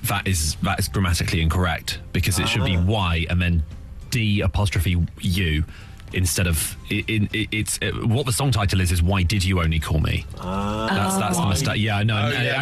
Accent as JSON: {"language": "English", "town": "Croydon", "region": "London", "country": "United Kingdom"}